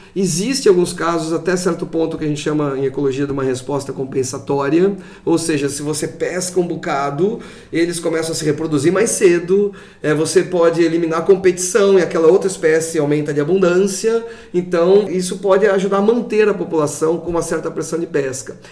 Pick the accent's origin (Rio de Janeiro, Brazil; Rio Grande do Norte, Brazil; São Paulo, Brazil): São Paulo, Brazil; moved away; eu sou de São Paulo, então fiz toda a minha pesquisa de pós-graduação lá